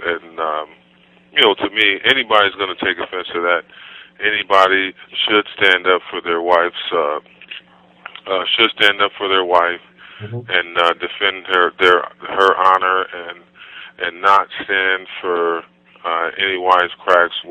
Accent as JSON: {"language": "English", "town": "Buffalo", "region": "New York", "country": "United States", "tie": "born or raised there", "said": "growing up in Buffalo, Buffalo, New York"}